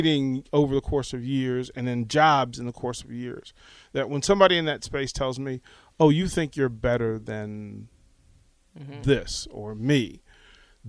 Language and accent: English; Arlington, Virginia, United States; moved away as an adult; also born or lived in Washington, D.C. / Richmond / Charlotte / Atlanta; now in Lincoln, United States; I was born, I was raised in Arlington, Virginia, small house, place called Green Valley